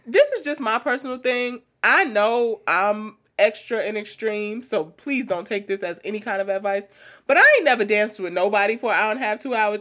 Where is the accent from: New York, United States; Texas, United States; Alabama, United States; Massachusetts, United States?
New York, United States; New York City; I grew up in Queens